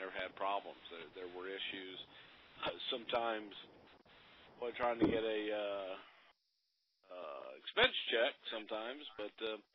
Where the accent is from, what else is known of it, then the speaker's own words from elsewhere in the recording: Texas, United States; growing up in Texas